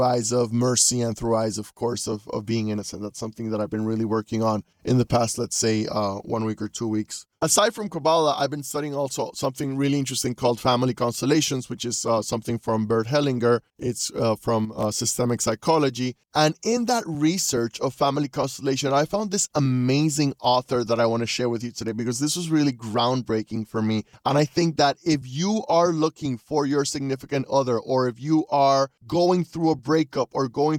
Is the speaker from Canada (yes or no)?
no; Panama City, Panama; I'm a coach from Panama City, Panama